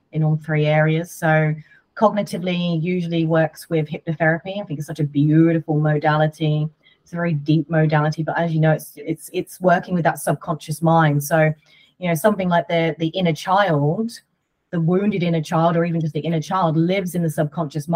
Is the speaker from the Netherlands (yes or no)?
no; United Kingdom; I'm British